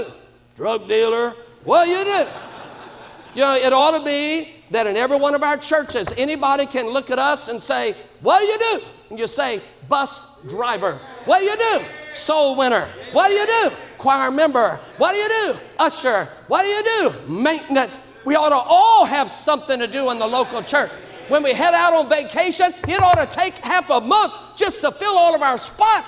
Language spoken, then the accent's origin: English; Baton Rouge, Louisiana, United States; I'm from Baton Rouge, Louisiana